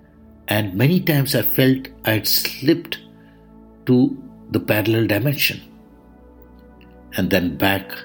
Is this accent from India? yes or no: yes; India; I am the Indian monk.